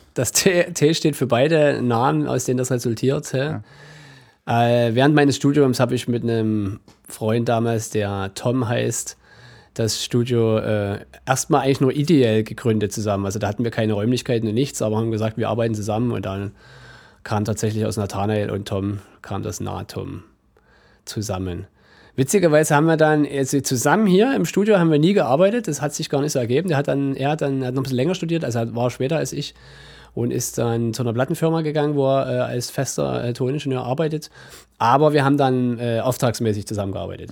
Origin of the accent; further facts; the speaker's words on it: near Dresden, Saxony, Germany; also born or lived in Leipzig / Mittweida; ich bin gebürtiger Sachse, aber kein gebürtiger Dresdner, sondern ein gebürtiger Leipziger eigentlich. Genau, bin dann aber äh, während meiner Kindheit relativ zügig in die Nähe von Dresden gekommen